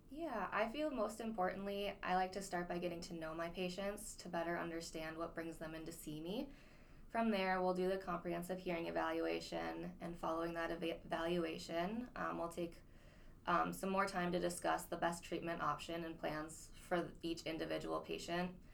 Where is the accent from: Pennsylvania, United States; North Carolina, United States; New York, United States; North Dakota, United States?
North Dakota, United States; Grand Forks; moved away as an adult; now in Fergus Falls, United States; I'm born and raised in Grand Forks, uh, North Dakota